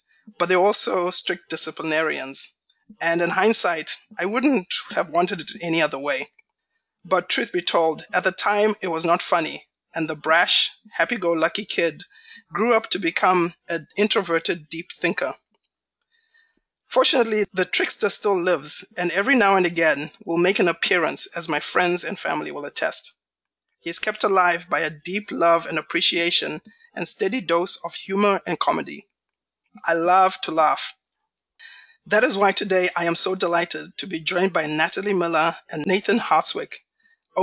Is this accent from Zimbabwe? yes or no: yes; Zimbabwe; When I was a young boy growing up in Zimbabwe